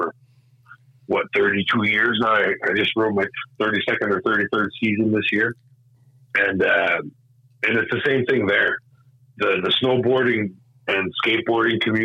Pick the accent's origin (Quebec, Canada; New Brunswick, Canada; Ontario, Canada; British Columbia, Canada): New Brunswick, Canada; first language English; also born or lived in Maine, United States / Connecticut, United States; I was born in Maine, raised here in Canada. I actually lived in Connecticut for almost 9 years.